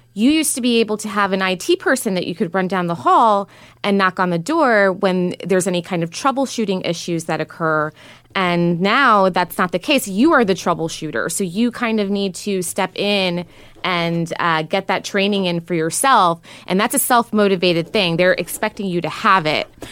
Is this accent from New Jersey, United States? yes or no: no; New York, United States; now in San Francisco, United States; I'm originally from New York